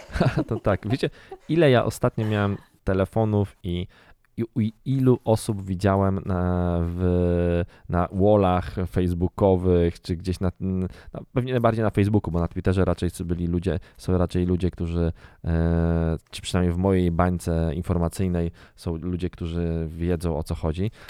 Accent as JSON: {"language": "Polish", "town": "Garwolin", "region": "Masovian Voivodeship", "country": "Poland", "tie": "born or raised there", "said": "Ja w ogóle wychowywałem się e, na, w zakładzie produkcyjnym zwanym leczarnią w Garwolinie."}